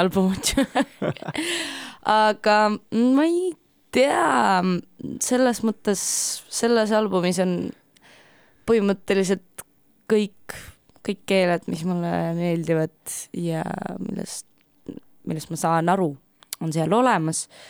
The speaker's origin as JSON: {"language": "Estonian", "region": "Ida-Viru County", "country": "Estonia", "said": "ma olen äh, pärit äh, Ida-Virumaalt"}